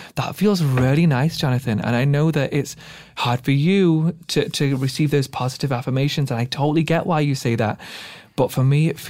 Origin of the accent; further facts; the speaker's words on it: Pakistan; now in United Kingdom; And so sitting there watching as a Middle Eastern, as a Pakistani man, watching that, I was so envious as a kid